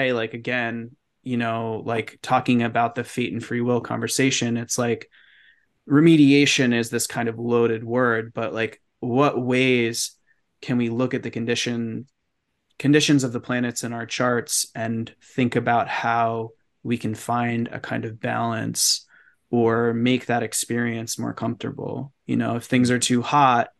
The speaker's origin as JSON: {"language": "English", "town": "New York City", "region": "New York", "country": "United States", "tie": "born or raised there", "moved": "as an adult", "said": "I grew up in New York City"}